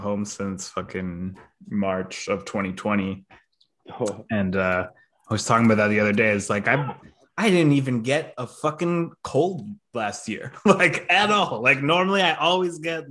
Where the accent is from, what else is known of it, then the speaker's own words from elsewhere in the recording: Quebec, Canada; where I grew up in Quebec is like the area is referred to as the Montérégie, or the Eastern Townships